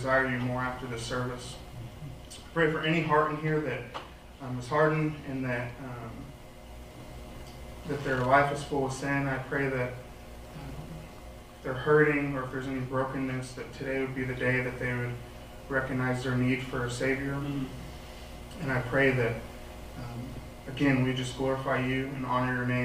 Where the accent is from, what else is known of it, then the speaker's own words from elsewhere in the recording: Mount Vernon, Illinois, United States; moved away as an adult; now in Evansville, United States; I'm also from Mount Vernon, Illinois, so I'm not really from this area